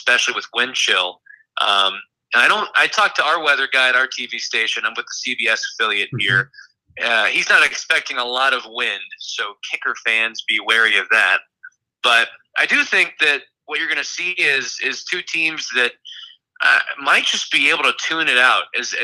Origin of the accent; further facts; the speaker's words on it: Houston, Texas, United States; also born or lived in Columbia, Missouri / Lafayette, Louisiana / Buffalo, New York; now in Kansas City, United States; I'm from Houston, Texas, so Buffalo was quite the change